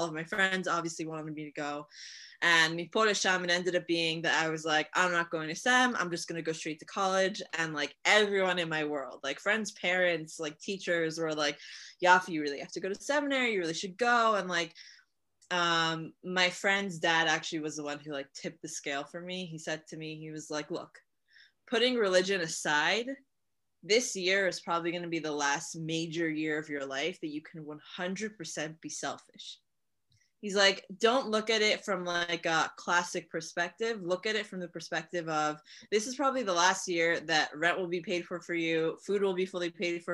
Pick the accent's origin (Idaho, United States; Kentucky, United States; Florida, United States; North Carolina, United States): Florida, United States; Hollywood; moved away as an adult; now in Israel; I was born and raised in Hollywood, Florida.